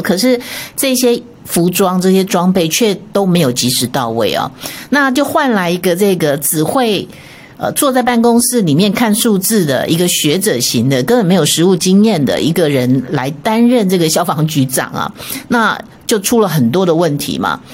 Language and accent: Chinese; Taiwan; 我觉得我们台湾人其实都过得还蛮幸福的